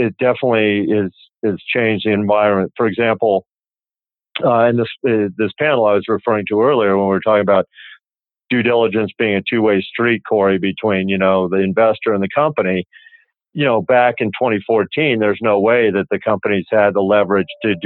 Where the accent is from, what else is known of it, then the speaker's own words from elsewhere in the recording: Colorado, United States; I'm from Colorado originally